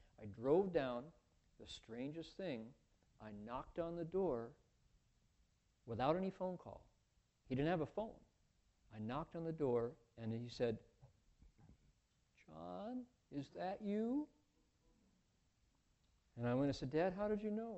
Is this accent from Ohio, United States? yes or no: yes; Toledo, Ohio, United States; moved away; I grew up in Toledo